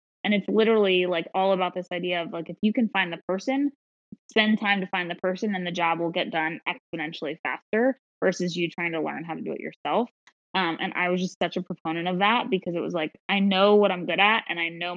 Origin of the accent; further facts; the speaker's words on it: Philadelphia, Pennsylvania, United States; I'm from Philadelphia